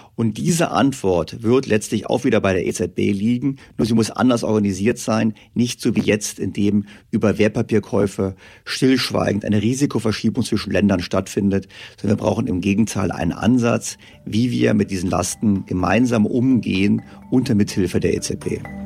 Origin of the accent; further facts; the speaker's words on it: Germany; Wir Deutschen